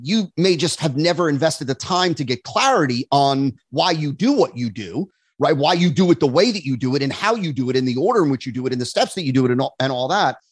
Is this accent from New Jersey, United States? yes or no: yes; New Jersey, United States; moved away as an adult; now in West Palm Beach, United States; I grew up in New Jersey